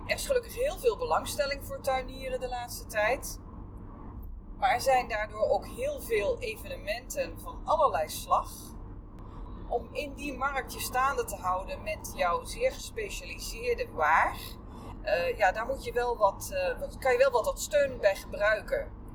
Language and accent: Dutch; Veluwezoom, along the IJssel, Gelderland, Netherlands; moved away; het is de plek waar ik ben opgegroeid. Ik heb mijn hele jeugd doorgebracht aan de Veluwezoom, langs de IJssel